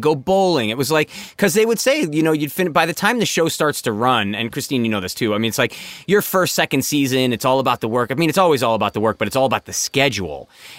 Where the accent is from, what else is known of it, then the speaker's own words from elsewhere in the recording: Connecticut, United States; I grew up in Connecticut and my parents weren't in the industry